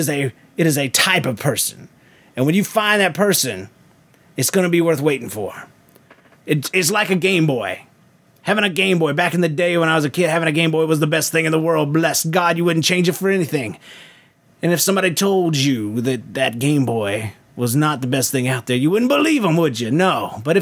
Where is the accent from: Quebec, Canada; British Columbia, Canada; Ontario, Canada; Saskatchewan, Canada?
Quebec, Canada; Montreal; now in Long Island, United States; As you may remember … I've lived in a couple places in between